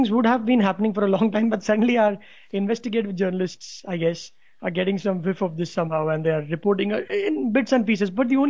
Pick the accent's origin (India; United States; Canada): India; as an Indian citizen